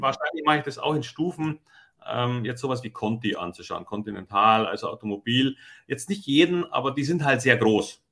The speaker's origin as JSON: {"language": "German", "country": "Germany", "said": "bei uns in Deutschland"}